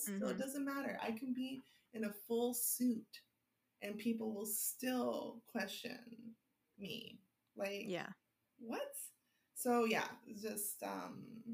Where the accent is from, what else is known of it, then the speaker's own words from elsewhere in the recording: Los Angeles, California, United States; I grew up in West LA. I grew up in Palms, like, you know, since I was like two